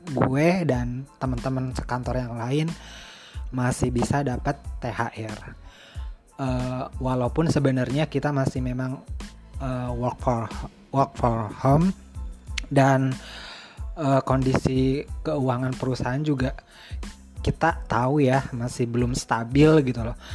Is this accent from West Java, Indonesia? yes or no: yes; Cirebon, West Java, Indonesia; gue pribadi tahun ini gak bisa mudik lebaran ke kampung gue di Cirebon